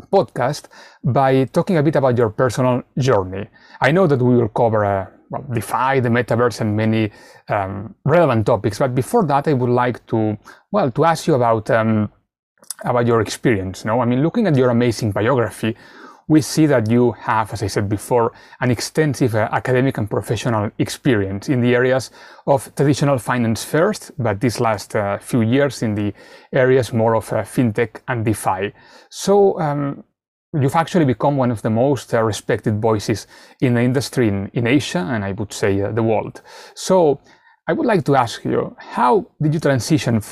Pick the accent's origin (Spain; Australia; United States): Spain; moved away; I come from Spain originally